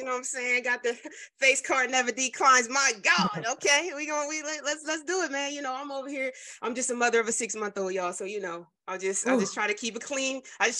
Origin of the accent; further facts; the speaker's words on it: New Jersey, United States; Philly. I'm from Jersey.